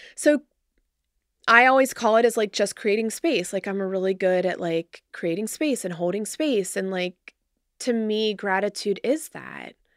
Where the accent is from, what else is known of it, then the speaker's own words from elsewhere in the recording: Cincinnati, Ohio, United States; born in raised here. Yeah, I'm a Cincinnati girl